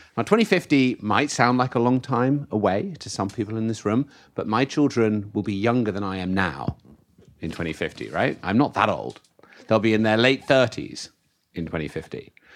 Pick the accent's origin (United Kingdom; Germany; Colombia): United Kingdom; I come from the UK, the birthplace of the Industrial Revolution.